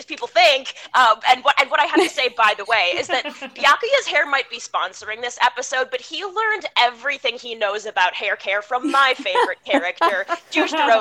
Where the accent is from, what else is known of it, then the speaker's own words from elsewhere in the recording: Midwest, United States; now in New York City, United States; I'm American. I grew up in the Midwest, but I live in New York City now